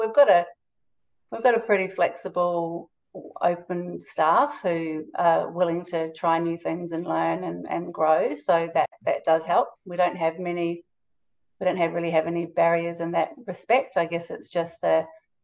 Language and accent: English; New Zealand; now in Australia; I'm from New Zealand